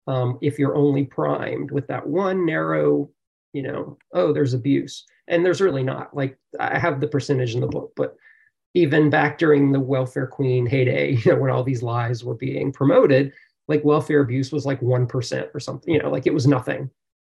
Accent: the South, United States; growing up in the South, it's, you know, it's a real racial belief.

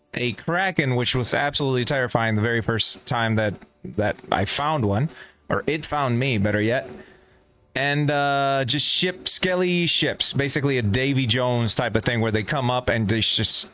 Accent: Puerto Rico; moved away; I am from Puerto Rico. Puerto Rico is an island in the Caribbean that is surrounded by water

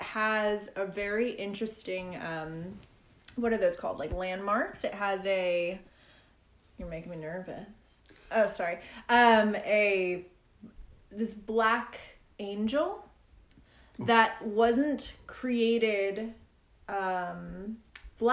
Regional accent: Iowa City, Iowa, United States; I was raised in Iowa

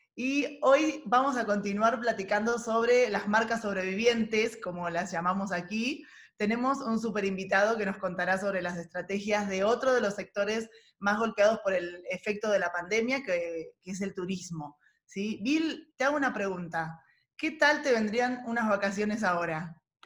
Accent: Mar del Plata, Buenos Aires Province, Argentina; moved away; yo vengo de una ciudad turística, ¿no? De Mar del Plata, nací ahí

